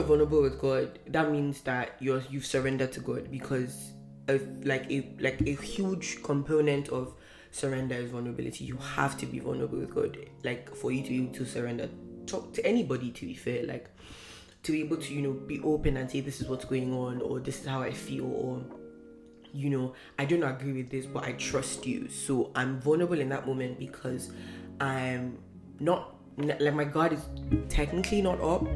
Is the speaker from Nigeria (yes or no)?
yes; Northern Nigeria, Nigeria; first language Hausa; English is a second language; now in Canada; I'm from Nigeria